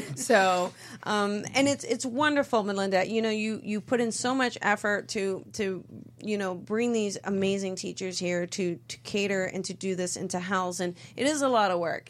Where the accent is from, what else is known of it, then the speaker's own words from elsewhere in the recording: East Coast, United States; I'm from the East Coast